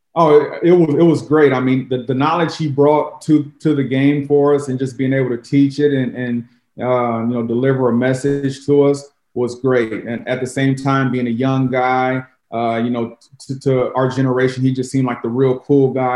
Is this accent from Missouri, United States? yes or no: yes; Jefferson City, Missouri, United States; moved away as an adult; also born or lived in Chicago, United States / Tennessee, United States; now in St. Louis, United States; growing up in Jeff City